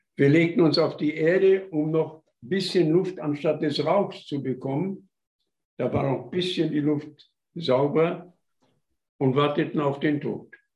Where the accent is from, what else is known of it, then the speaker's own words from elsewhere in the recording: Upper Silesia, Gogolin/Kostwilitz area, Opole Voivodeship, Poland; moved away as an adult; now in Germany; von meiner Heimatstadt Kostwilitz